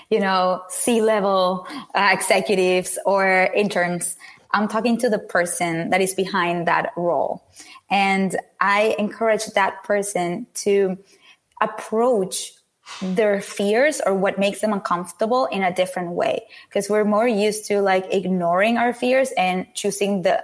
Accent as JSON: {"language": "English", "country": "Venezuela", "said": "I come from Venezuela"}